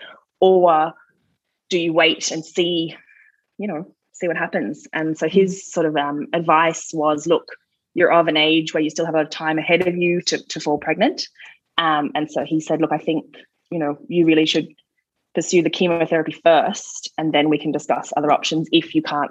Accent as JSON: {"language": "English", "country": "Australia", "moved": "as an adult", "lives_now": "Newbridge, Ireland", "said": "I'm Australian"}